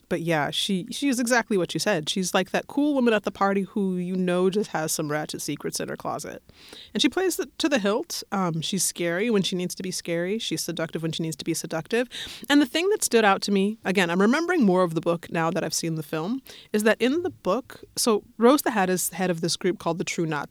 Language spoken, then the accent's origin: English; Colorado, United States; I'm from Colorado